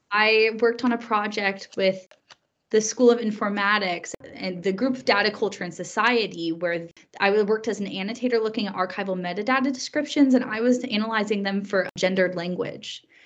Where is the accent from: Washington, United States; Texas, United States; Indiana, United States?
Indiana, United States; Greencastle; moved away as an adult; now in Edinburgh, United Kingdom; So I grew up in the USA. I'm from Indiana and I'm from a very small college town called Greencastle